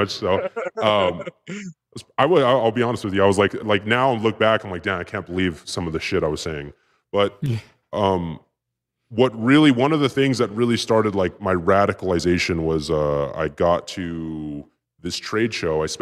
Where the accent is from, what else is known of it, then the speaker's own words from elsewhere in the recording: West Coast, United States; It was like because I grew up on the West Coast, it was like some West Coast kind of like grimy like uh, Lords of Dogtown shit.